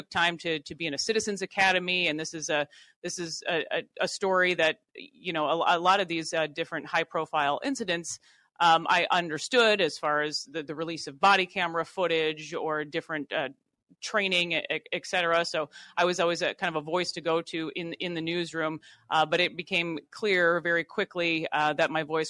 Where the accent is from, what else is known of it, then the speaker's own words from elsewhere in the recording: Worthington, Minnesota, United States; being a Minnesota native, I grew up in Worthington, Minnesota